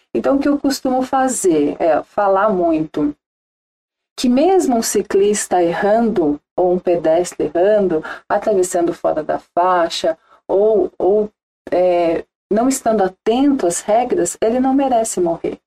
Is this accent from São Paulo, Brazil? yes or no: yes; Ubatuba, São Paulo, Brazil; moved away as an adult; also born or lived in Jacareí; eu cresci, nasci e cresci em Ubatuba